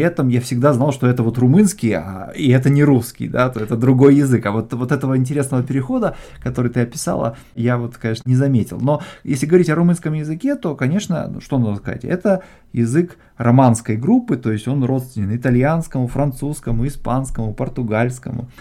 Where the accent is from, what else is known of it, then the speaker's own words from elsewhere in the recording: Moldova; я родился в Молдавии, в Молдове